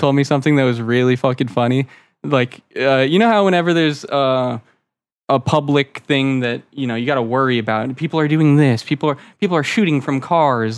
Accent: Florida, United States; born or raised there; also born or lived in Maryland

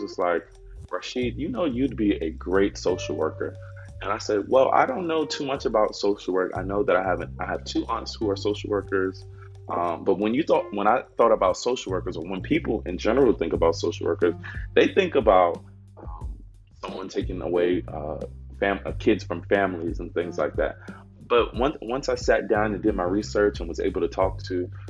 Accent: New York City, New York, United States; moved away as an adult; also born or lived in Georgetown, South Carolina; now in South Carolina, United States; I am from Harlem, New York City. And if you know anything about Harlem, you know that many areas, especially where I was born and raised, was very much so impoverished. I grew up in the housing projects on 126th Street and Lexington Avenue

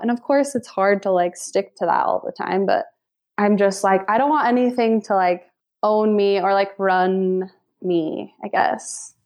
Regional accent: Lindon, Utah, United States; I was born and raised in Linden, Utah.

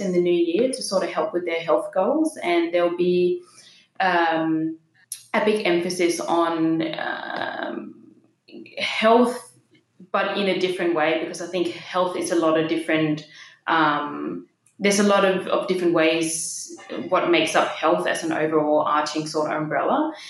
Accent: Denmark; accent: Danish; moved away as an adult; also born or lived in Copenhagen, Denmark / Bondi, Australia; now in Sydney, Australia; grew up in Denmark. I just turned 30 in October last year and I moved here just a few yeah. weeks before my 21st birthday

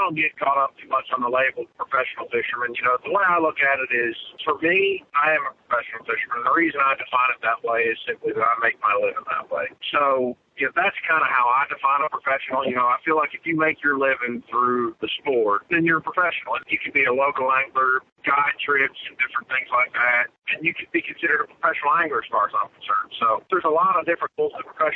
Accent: Pennsylvania, United States; moved away as an adult; now in Tennessee, United States; I grew up right in Pennsylvania

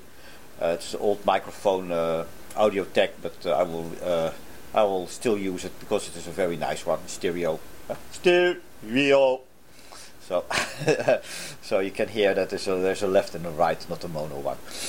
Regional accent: Netherlands; now in Japan; I come from the Netherlands.

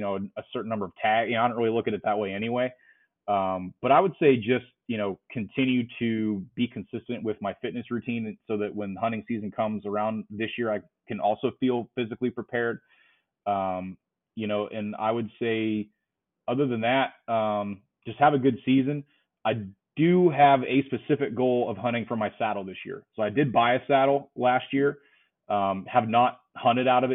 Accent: Pennsylvania, United States; I love Pennsylvania as a state. It's my home state

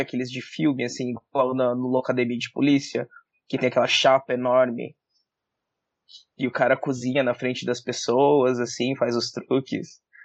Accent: Jacareí, São Paulo, Brazil; moved away as an adult; also born or lived in United States; eu sou de Jacareí, sou do interior de São Paulo

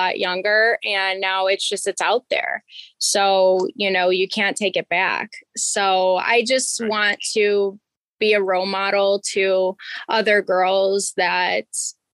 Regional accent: Chicago, Illinois, United States; also born or lived in Florida; I'm from Chicago, so obviously I'm used to the cold weather.

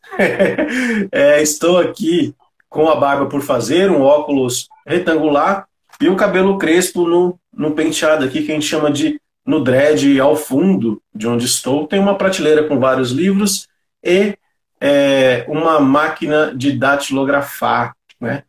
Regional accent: São Paulo, Brazil; Eu também sou, né, da periferia de São Paulo, aqui do Grajaú.

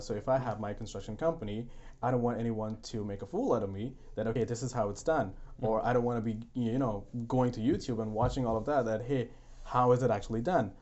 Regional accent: India; English is a second language; moved away as an adult; now in Canada; I was in India, I had my education all in English

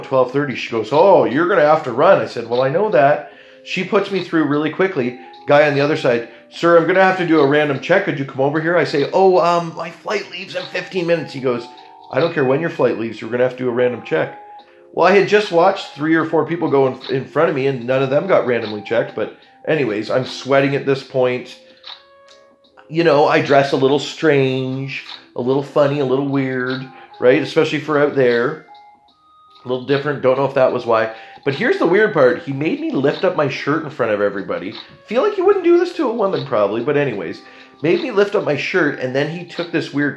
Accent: Canada; I'm being very Canadian about it

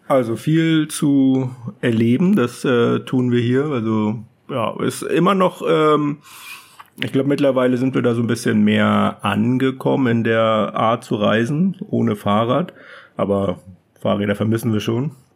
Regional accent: Germany; moved away as an adult; als Deutscher

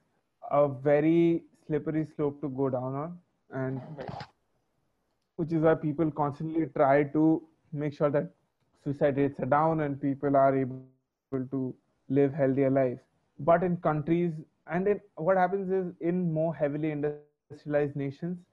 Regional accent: Orissa, Odisha, India; also born or lived in Bangalore; I'm from Orissa

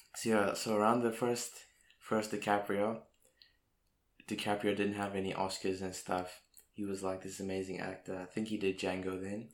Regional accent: South Africa; We're South African

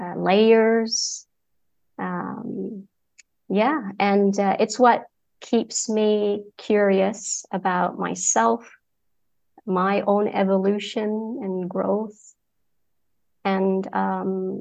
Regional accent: Saudi Arabia; moved away; also born or lived in Egypt / United Kingdom; been born and raised in Saudi Arabia, yet parents from Egypt, so I'm Egyptian by passport

